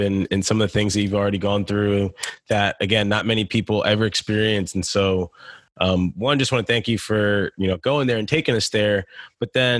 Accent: United States; I grew up in the States

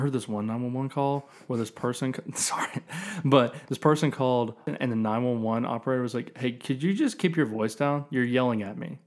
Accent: the South, United States; I grew up in the South.

